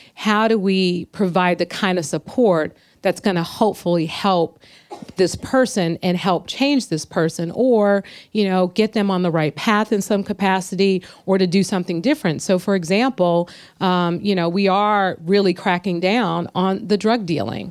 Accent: San Francisco, California, United States; growing up in San Francisco

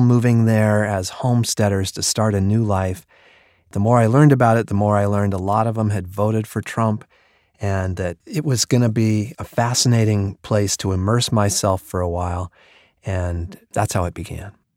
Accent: Colorado, United States; now in New York City, United States; I live in New York City, but I grew up in Colorado

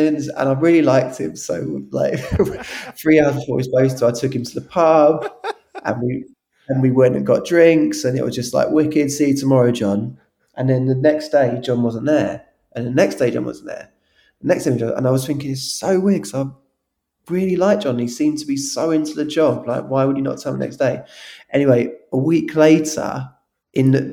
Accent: London, United Kingdom; when we were growing up in South London.

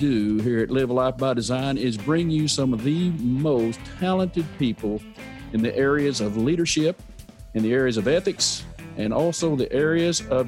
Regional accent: Oklahoma, United States

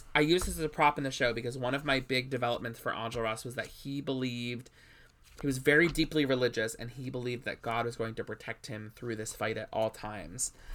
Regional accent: New England, United States; I was away from New England for a little while as a kid, and then when I came back to New England, I was too old.

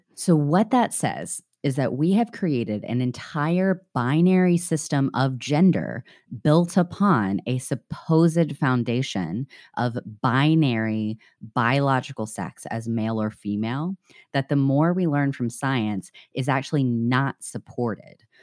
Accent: the South, United States; now in Chicago, United States; growing up in the South

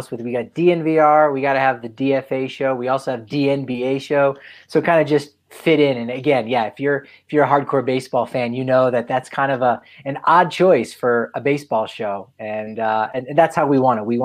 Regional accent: New Jersey, United States; I'm from New Jersey.

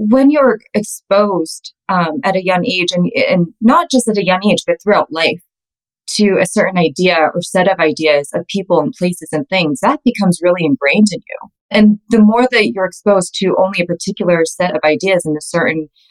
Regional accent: Calgary, Alberta, Canada; I'm Canadian. I'm born and raised in Calgary

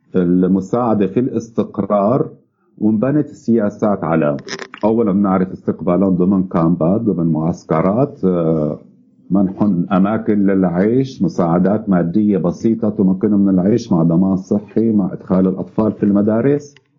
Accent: Syria; نحن بالذات كسوريين

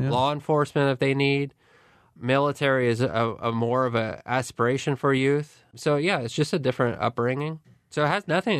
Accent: Barrie, Ontario, Canada; I grew up in Barrie. I never met a single person that owned a gun.

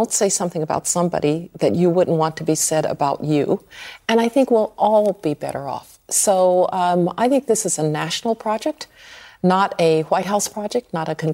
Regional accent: Birmingham, Alabama, United States; I grew up in Birmingham, Alabama. I know and understand uh, language of that kind.

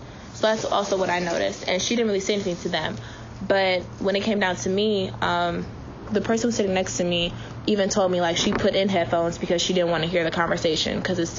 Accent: Cleveland, Ohio, United States; I was born here in Cleveland.

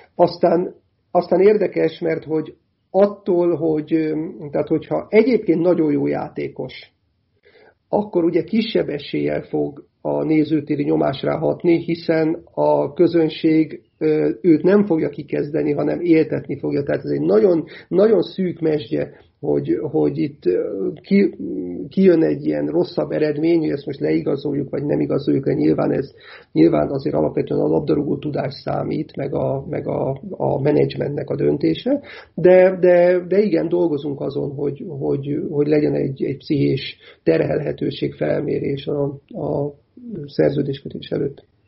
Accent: Hungary; én ugye akkor is magyar vagyok, ha nyerünk, meg akkor is magyar vagyok, ha, ha vesztünk

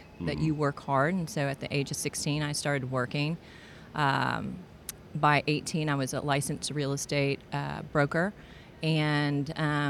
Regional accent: Houston, Texas, United States; also born or lived in Atlanta; I had moved back to my hometown of Houston, Texas

